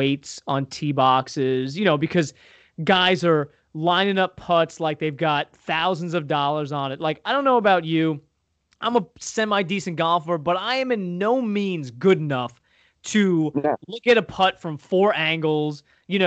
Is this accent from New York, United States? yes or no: yes; Long Island, New York, United States; I grew up on Long Island, which is east of New York City, east of Manhattan, very populated